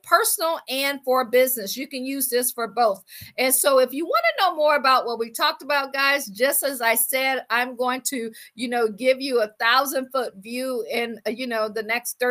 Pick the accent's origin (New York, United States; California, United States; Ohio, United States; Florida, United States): Ohio, United States; Akron; moved away as an adult; also born or lived in Washington, District of Columbia, United States / Baltimore / Boston / Pittsburgh; I'm from Akron, Ohio